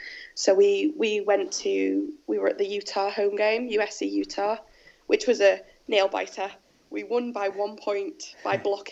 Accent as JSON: {"language": "English", "region": "England", "country": "United Kingdom", "accent": "English"}